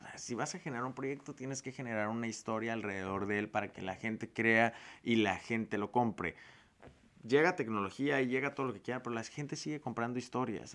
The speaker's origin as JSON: {"language": "Spanish", "town": "Tijuana", "region": "Baja California", "country": "Mexico", "tie": "born or raised there", "also_born_or_lived": "Guadalajara, Jalisco", "said": "O a mí de chiquito me da vergüenza decir que era de Tijuana y como mi familia es de Guadalajara y una parte de Sinaloa"}